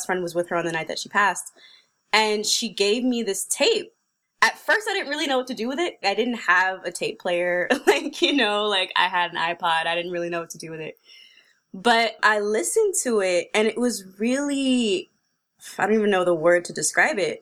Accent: San Francisco, California, United States; I grew up in San Francisco in a community called the Fillmore, which is a historically black community

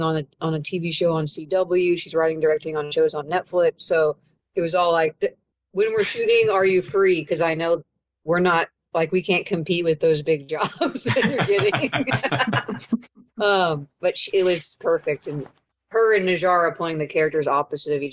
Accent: Kansas City, Missouri, United States; I grew up here and I have so much pride for it

